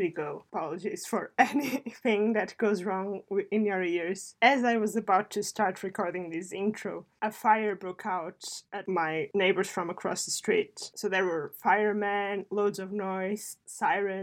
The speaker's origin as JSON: {"language": "English", "country": "Portugal", "second_language": "English", "moved": "yes", "lives_now": "United Kingdom"}